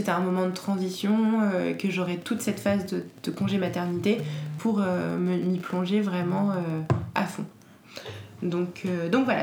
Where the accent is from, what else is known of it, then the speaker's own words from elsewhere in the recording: Paris, Île-de-France, France; born there; also born or lived in Normandy / Martinique / Alsace; je suis née à Paris, mais j'ai pas mal déménagé dans ma vie. Je suis allée en Normandie, en Martinique, en Alsace et je suis revenue à Paris.